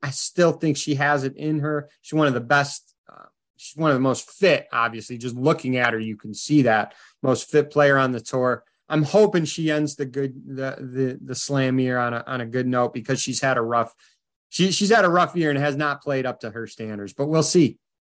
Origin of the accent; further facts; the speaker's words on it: Midwest, United States; as a fellow Midwesterner